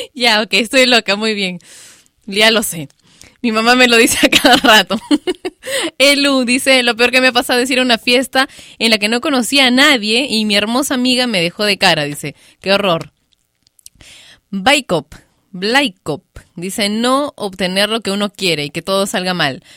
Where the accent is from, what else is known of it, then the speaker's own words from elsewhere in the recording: Peru; aquí en mi país, Perú